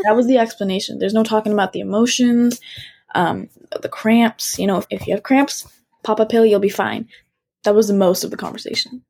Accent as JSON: {"language": "English", "country": "United States", "tie": "born or raised there", "said": "I'm, I'm American and I was born and raised here"}